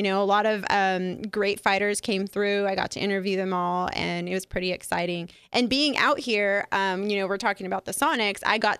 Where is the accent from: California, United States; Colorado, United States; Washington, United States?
Washington, United States; Seattle; moved away as an adult; also born or lived in Yakima, Washington; now in Las Vegas, United States; I was born in Seattle. So okay. I grew up in Seattle, and I didn't move to the east side, to the 509.